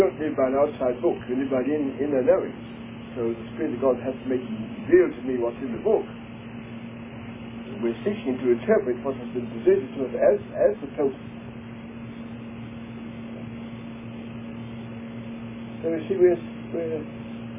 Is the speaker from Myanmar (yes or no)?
no; England, United Kingdom; moved away as an adult; I'm an Englishman in our English school system